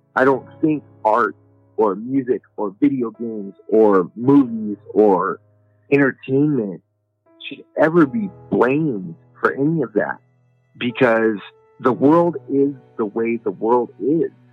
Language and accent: English; Albuquerque, New Mexico, United States; I come from Albuquerque, New Mexico